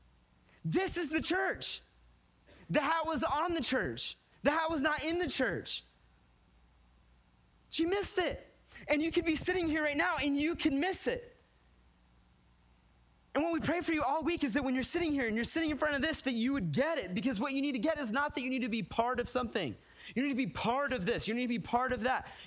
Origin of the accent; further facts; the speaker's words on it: California, United States; moved away; We're from California